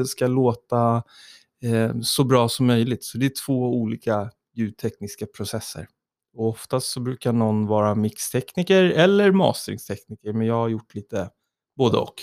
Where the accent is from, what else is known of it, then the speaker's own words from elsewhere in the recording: Tyresö, Stockholm County, Sweden; i Tyresö, där jag växte upp i Trollbäcken